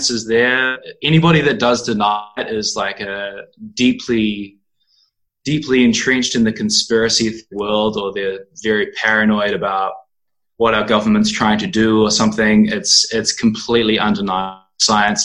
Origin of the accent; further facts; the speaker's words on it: New Zealand; moved away as an adult; now in Berlin, Germany; I'm from New Zealand, and I've been living in Berlin for the past 2 years